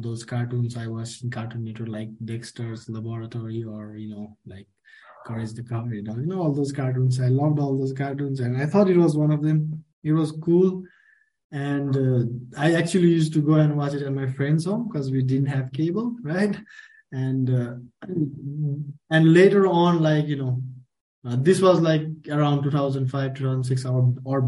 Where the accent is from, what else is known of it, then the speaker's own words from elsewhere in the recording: Nepal; also born or lived in Kathmandu; I'm from Nepal, and you know, I work with Jio. I live in here in Kathmandu